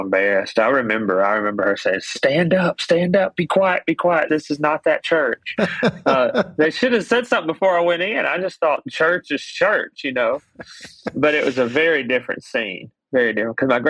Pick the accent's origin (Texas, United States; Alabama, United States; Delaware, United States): Alabama, United States; Greenhill; I grew up in Greenhill, which is about half an hour from Muscle Shoals. So right on the Alabama-Tennessee state line.